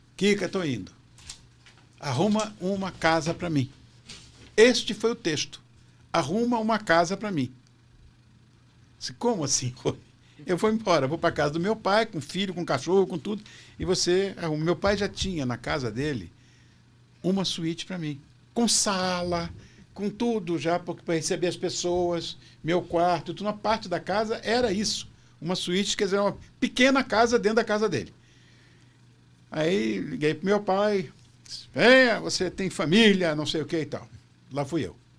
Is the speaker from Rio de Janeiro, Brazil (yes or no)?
yes; Rio de Janeiro, Brazil; moved away as an adult; now in São Paulo, Brazil; Eu sou carioca